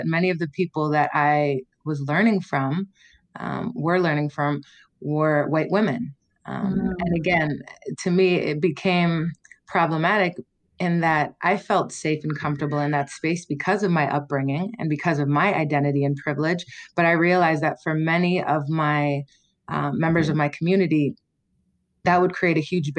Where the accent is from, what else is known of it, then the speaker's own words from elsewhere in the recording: Toronto, Ontario, Canada; moved away as an adult; also born or lived in Ottawa / United States; I was born in Ottawa to a Jamaican mother and a Canadian-born father, white father. I grew up in Toronto, a really diverse, eclectic city